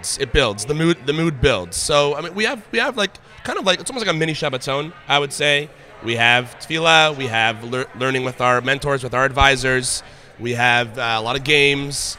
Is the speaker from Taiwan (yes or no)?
no; Canada; also born or lived in Toronto; Canada. I live in Toronto